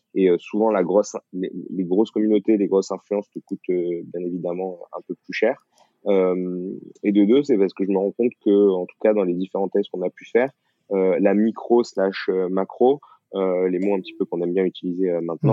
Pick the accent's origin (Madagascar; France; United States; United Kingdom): France; the South, southern France; je viens du Sud